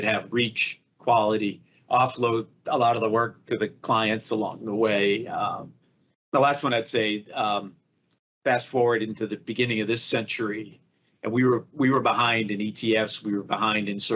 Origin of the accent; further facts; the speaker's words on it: Boston, Massachusetts, United States; I grew up in Boston